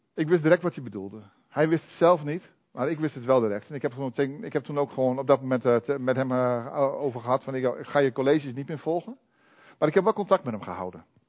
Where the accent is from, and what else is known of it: Netherlands